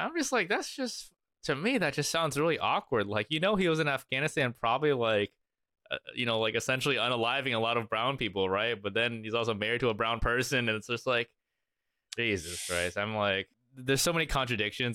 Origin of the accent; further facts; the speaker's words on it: Arkansas, United States; I grew up in Arkansas